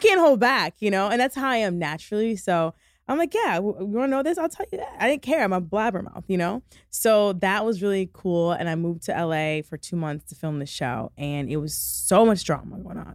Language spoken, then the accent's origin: English; Michigan, United States; moved away as an adult; also born or lived in New York; now in Los Angeles, United States; I'm from Michigan